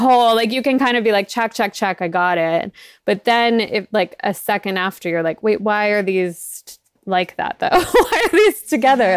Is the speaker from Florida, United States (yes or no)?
yes; South Florida, United States; moved away; I grew up in South Florida